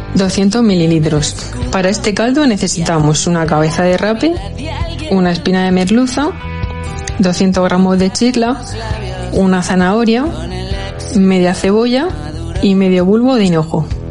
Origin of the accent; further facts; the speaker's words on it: Fuente Álamo, Region of Murcia, Spain; also born or lived in Madrid; Yo soy de Fuente Álamo, un pueblecito de aquí del campo de Cartagena que está a una media hora de la ciudad